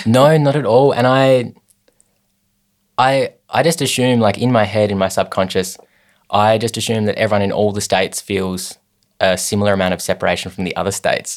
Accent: Hobart, Tasmania, Australia; I was born in Hobart in 1995.

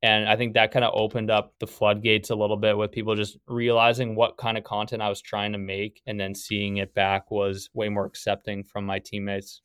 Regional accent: Winkler, Manitoba, Canada; moved away as an adult; also born or lived in Nebraska / Wisconsin; Grew up in Winkler, Manitoba.

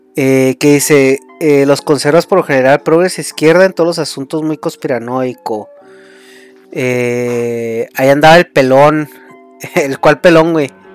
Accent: Mexico; soy mexicano

